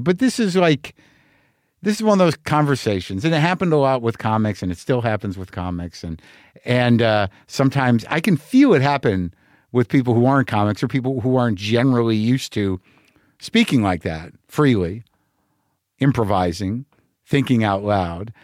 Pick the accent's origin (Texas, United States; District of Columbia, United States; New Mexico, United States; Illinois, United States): New Mexico, United States; moved away; growing up in New Mexico